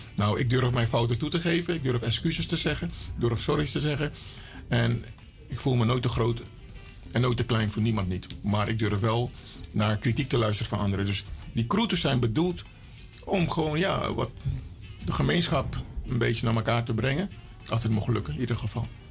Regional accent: Suriname; ik ben Surinamer

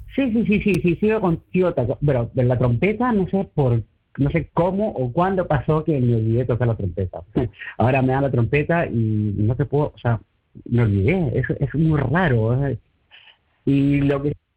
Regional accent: Peru; moved away as an adult; now in Breda, Netherlands; cuando yo estaba en Perú, pues crecía de pequeñitos con mis amigos del barrio, con los compañeros del colegio

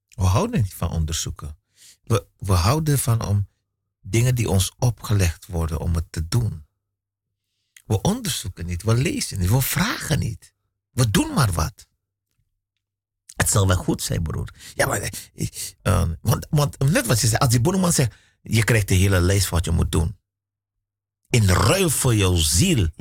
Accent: Suriname; ik ben in Suriname geboren

